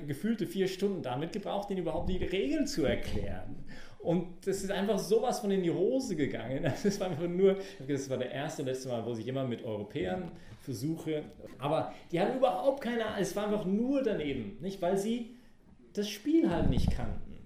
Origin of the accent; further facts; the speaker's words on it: Canada; German is a second language; moved away; als Kanadier